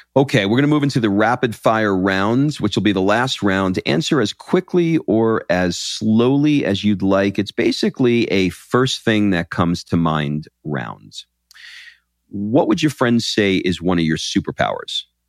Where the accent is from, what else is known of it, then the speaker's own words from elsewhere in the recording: New York, United States; now in Atlanta, United States; I grew up in New York